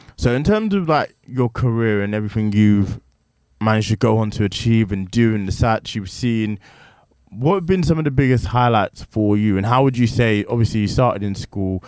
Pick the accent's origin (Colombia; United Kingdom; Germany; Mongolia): United Kingdom; Chafford Hundred, East of England; it was a very unique experience growing up in Trafford.